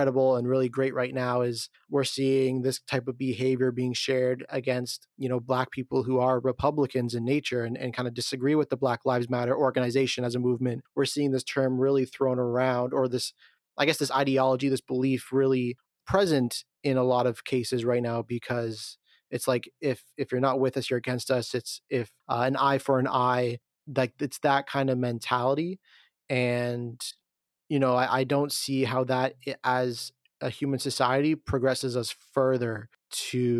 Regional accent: Canada; as a Canadian

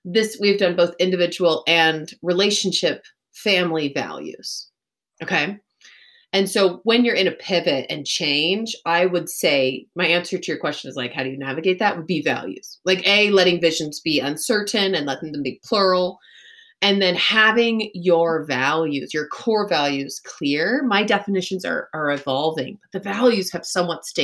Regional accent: Texas, United States; also born or lived in Chicago / Los Angeles; now in Colorado, United States; I grew up in Texas

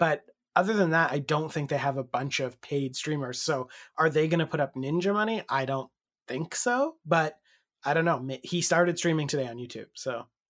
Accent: Canada; the Canadian angle

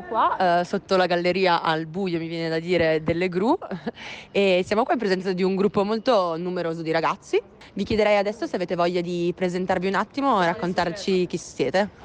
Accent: Parella, Piedmont, Italy; vengo da Parella

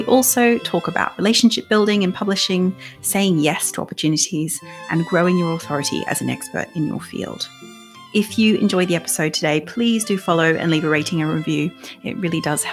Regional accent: Australia; accent: Australian; moved away; I'm Australian. And so my accent might get stronger as the episode goes on.

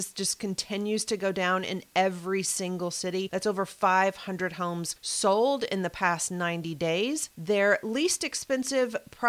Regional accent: Kentucky, United States; All right, I'm going to my home state of Kentucky now, Louisville, Kentucky.

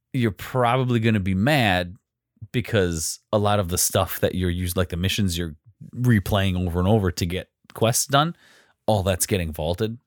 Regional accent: United States; we're American

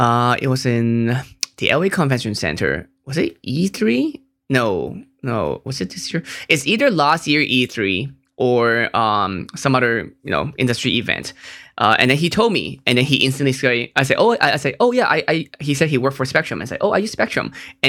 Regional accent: Hong Kong; Like, I'm from Hong Kong. Our internet is amazing.

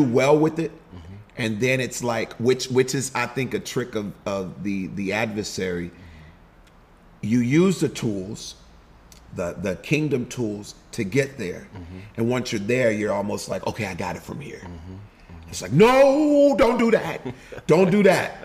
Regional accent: Houston, Texas, United States; moved away as an adult; also born or lived in Denton, Texas / Los Angeles; H-Town, Houston, Texas. I was born just outside of Denton, but quickly, where my mom is from, we moved to Houston, Texas.

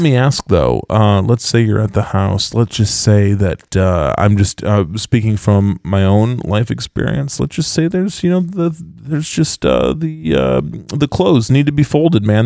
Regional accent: West Michigan, United States; accent: Dutchy West Michigan; my Dutchy West Michigan

